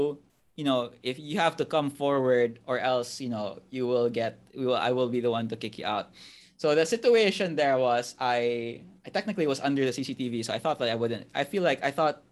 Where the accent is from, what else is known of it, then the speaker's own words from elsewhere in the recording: Cebu City, Central Visayas, Philippines; I'm from Cebu, born and raised here all my life